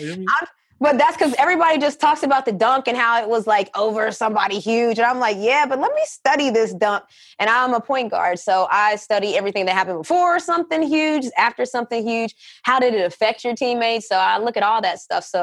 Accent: West Virginia, United States; also born or lived in Connecticut; I was born and raised in West Virginia

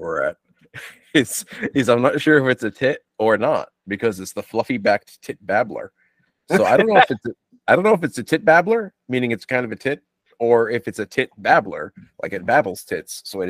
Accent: United States; It's almost like I'm an American.

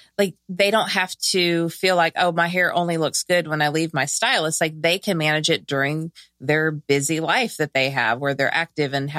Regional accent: Southern California, United States; I'm from Southern California.

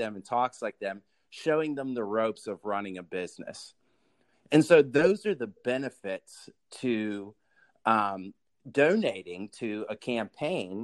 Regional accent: Pittsburgh, Pennsylvania, United States; I am originally from Pittsburgh, Pennsylvania, born and raised Steelers fans

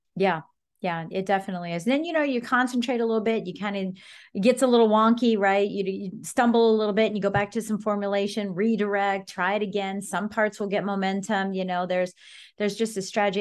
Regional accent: Colorado, United States; now in Northern Virginia, United States; I'm from Colorado, and duplexes and fourplexes are the norm.

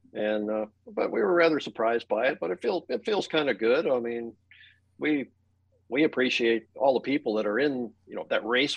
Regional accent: Thunder Bay, Ontario, Canada; I grew up in Thunder Bay, Ontario

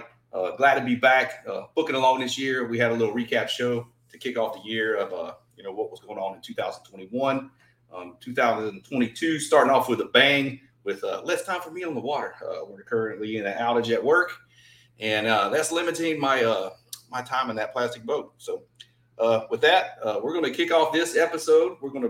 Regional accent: Southeast Georgia, United States; I fished my whole life myself growing up in Southeast Georgia.

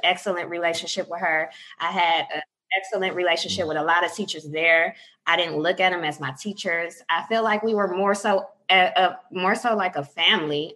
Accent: Inkster, Michigan, United States; also born or lived in Detroit, Michigan / Taylor, Michigan; I was born in Detroit, Michigan. I grew up west of Detroit, uh, down anywhere from Taylor to Inkster area.

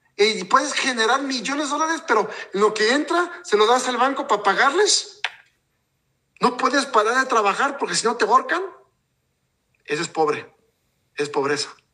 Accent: Mexico; yo soy de México y, realmente nuestra gente mexicana

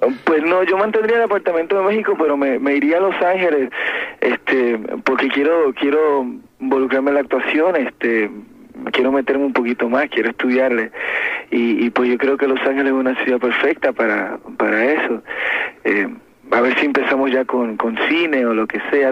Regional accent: Puerto Rico; moved away; estuve en contacto con mi tierra

